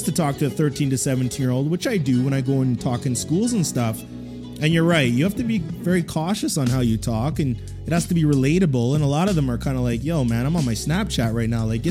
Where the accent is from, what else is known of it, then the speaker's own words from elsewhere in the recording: Edmonton, Alberta, Canada; I didn't grow up in Toronto, so I grew up out in Edmonton